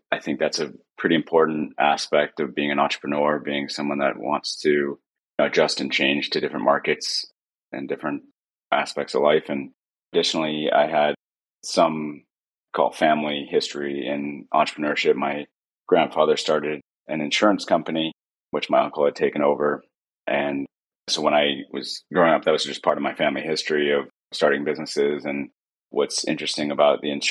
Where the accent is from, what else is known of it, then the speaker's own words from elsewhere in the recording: Huntsburg, Ohio, United States; also born or lived in Cleveland, Ohio; I grew up outside of Cleveland, Ohio, in a small town. It's actually in rural Ohio, in a town called Huntsburg.